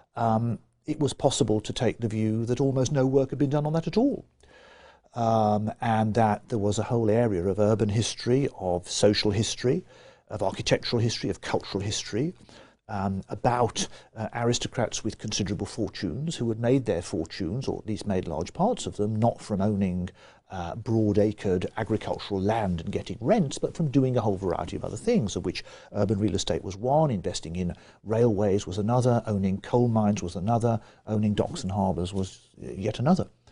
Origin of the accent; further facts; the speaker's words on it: Birmingham, West Midlands, United Kingdom; I grew up in Birmingham. I was born in 1950 and on the western side of Birmingham.